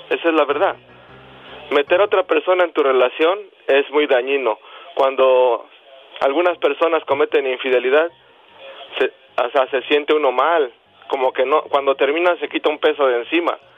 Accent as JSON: {"language": "Spanish", "region": "Mexico City", "country": "Mexico", "tie": "born or raised there", "said": "Hasta la fecha, ah, en la Ciudad de México, ¿verdad? Yo soy de la Ciudad de México."}